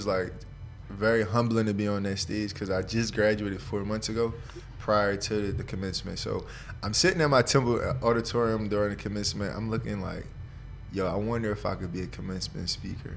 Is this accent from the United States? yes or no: yes; Upper Darby, Pennsylvania, United States; also born or lived in Philadelphia; I went to school in Upper Darby